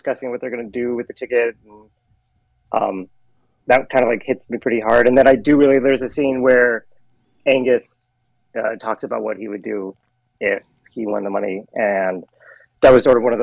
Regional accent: Reno, Nevada, United States; I grew up in Reno, Nevada

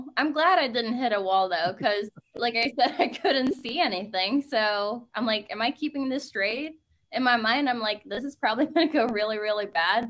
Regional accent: Oslo, Norway; first language Norwegian; English is a second language; moved away as an adult; now in United States; That's my hometown, Oslo.

